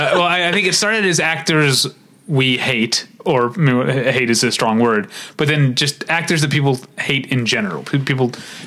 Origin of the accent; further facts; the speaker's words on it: St. Louis, Missouri, United States; I'm from St. Louis, so are the Gunns.